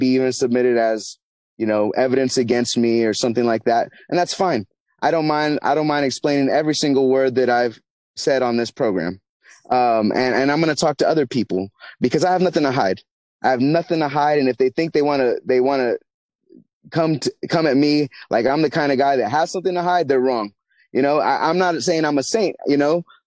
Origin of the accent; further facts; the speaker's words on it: United States; I'm an American